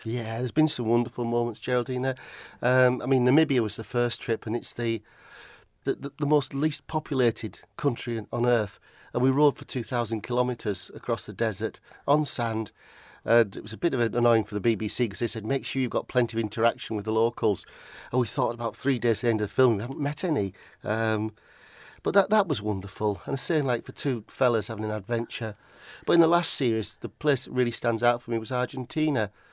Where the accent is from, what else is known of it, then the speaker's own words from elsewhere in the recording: Barrow-in-Furness, North West England, United Kingdom; moved away as an adult; also born or lived in Aberdeen, Scotland; now in Roa Island, United Kingdom; I was born and brought up in Barrow.